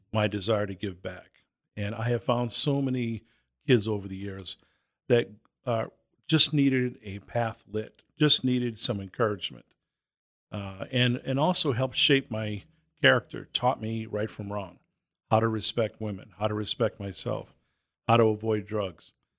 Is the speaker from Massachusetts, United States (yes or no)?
yes; Boston, Massachusetts, United States; moved away; also born or lived in Southern New Hampshire; I was born and raised in Boston, later on lived in Southern New Hampshire.